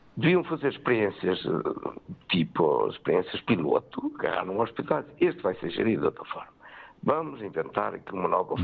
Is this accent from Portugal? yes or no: yes; Benedita, Leiria District, Portugal; Eu sou da Benedita, tenho aqui empresas com mais de 50 anos